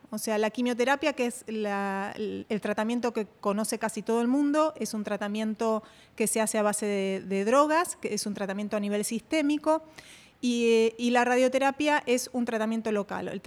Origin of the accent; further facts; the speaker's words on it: Argentina; Bueno, te cuento, yo soy argentina.